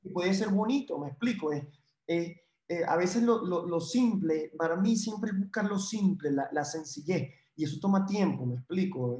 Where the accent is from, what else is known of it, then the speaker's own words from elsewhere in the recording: Venezuela; moved away; como venezolano